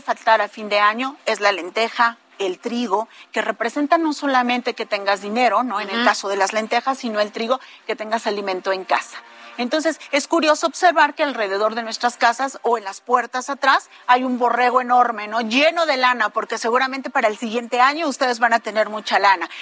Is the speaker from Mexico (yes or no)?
yes; Mexico; nuestra identidad como mexicanos